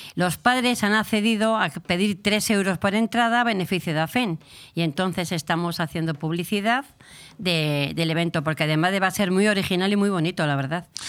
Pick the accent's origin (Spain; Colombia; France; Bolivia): Spain; Burgos, Castile and León; also born or lived in Segovia / Bilbao; criada en Burgos